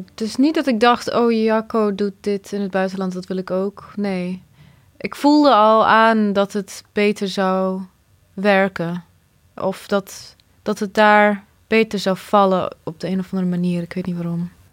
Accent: Nijmegen, Gelderland, Netherlands; born or raised there; also born or lived in Bosnia / Croatia

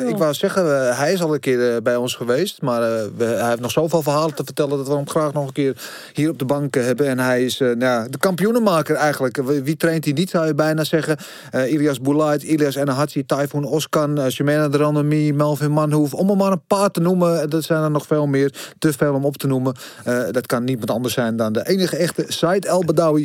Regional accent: Netherlands; als arrogante Nederlanders

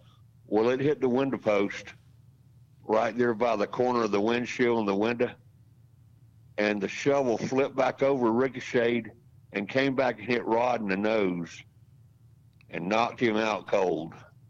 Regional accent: Jacksonville, Florida, United States; I grew up in Jacksonville. That's my hometown.

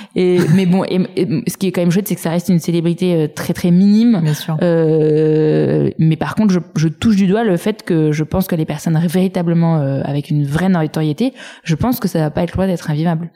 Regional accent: Saint-Cloud, Île-de-France, France; J'ai grandi à Saint-Cloud euh, dans les Hauts-de-Seine

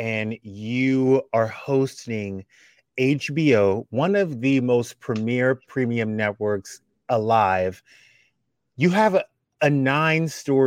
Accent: South Louisiana, United States; I'm from South Louisiana

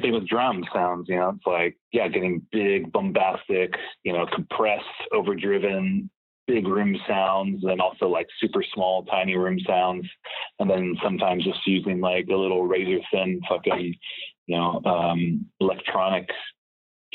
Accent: Palm Springs, California, United States; now in Los Angeles, United States; Palm Springs, California.

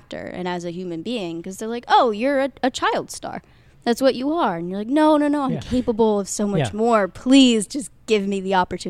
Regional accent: Midwest, United States; I'm from the Midwest, Glickman.

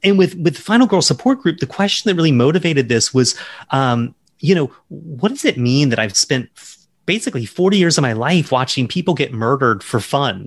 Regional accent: Charleston, South Carolina, United States; I grew up in South Carolina

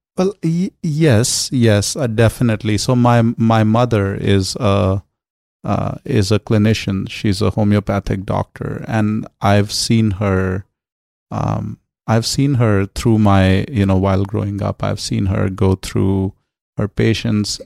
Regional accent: New Delhi, Delhi, India; moved away as an adult; also born or lived in Los Angeles, California; now in United States; growing up in New Delhi

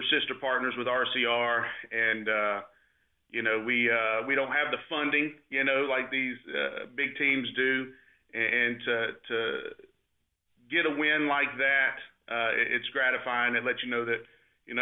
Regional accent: Concord, North Carolina, United States; I grew up in Concord

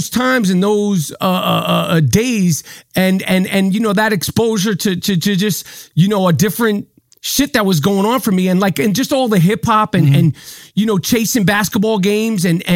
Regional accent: New York City, New York, United States; I grew up in Manhattan

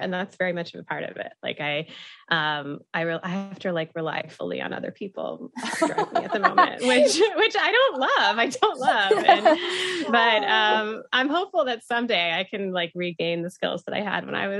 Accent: Atlanta, Georgia, United States; now in New York, United States; No, I'm from Atlanta. So, I grew up driving

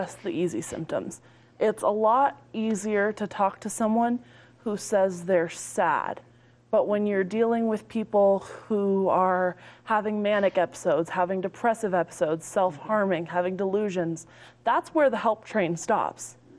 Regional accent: Loveland, Colorado, United States; I'm from Loveland

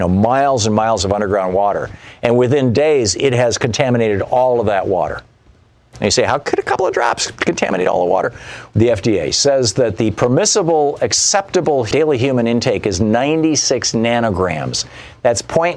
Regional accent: Michigan, United States; moved away; also born or lived in Vermont; I grew up in Michigan near the Canadian border, lived in Vermont for 10 years near the Canadian border

